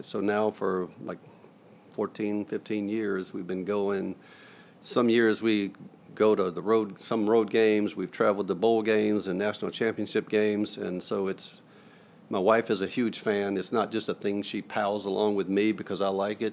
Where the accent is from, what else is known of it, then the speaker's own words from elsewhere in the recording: Mobile, Alabama, United States; moved away as an adult; also born or lived in Ashburn, Georgia / Tallahassee, Florida / Muscle Shoals, Alabama / Thomaston, Georgia; Mobile, Alabama, just before my fourth birthday and was there all the way through college